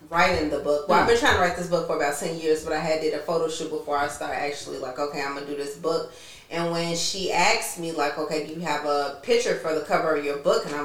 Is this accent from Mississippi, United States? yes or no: no; Chicago, Illinois, United States; chicago south side